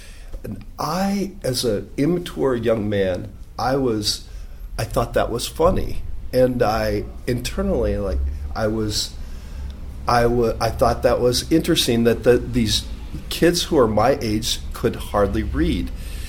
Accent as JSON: {"language": "English", "region": "Nebraska", "country": "United States", "tie": "born or raised there", "moved": "yes", "lives_now": "Mexico City, Mexico", "said": "I'm from Nebraska."}